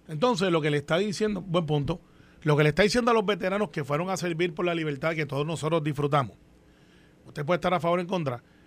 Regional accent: Puerto Rico; yo soy puertorriqueño

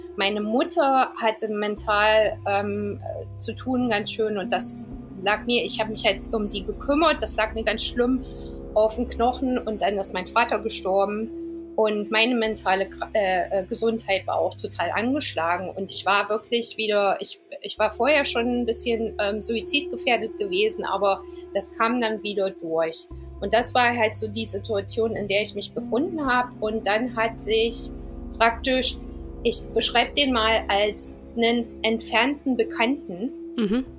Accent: Eisenach, Thuringia, Germany; moved away as an adult; also born or lived in London, United Kingdom; now in Southend-on-Sea, United Kingdom; Ich komme aber original aus Eisenach. Ich bin ähm, 2001 aus, aus Deutschland weggegangen, bin nach England gezogen

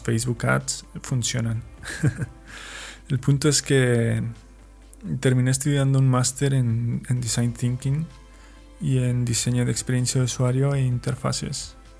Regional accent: Mexico; moved away as an adult; also born or lived in Chihuahua; now in Valencia, Spain; Soy un mexicano viviendo en España

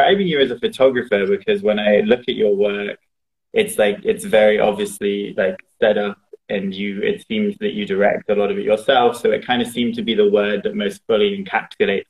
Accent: England, United Kingdom; moved away as an adult; also born or lived in Los Angeles; Right now I'm in England, which is where I'm originally from.

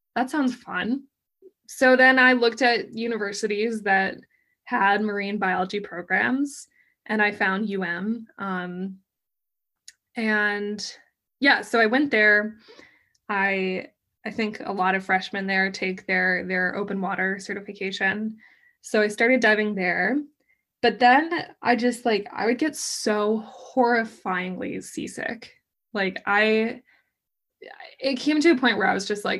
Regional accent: Colorado, United States; moved away as an adult; also born or lived in Miami; I grew up in Colorado

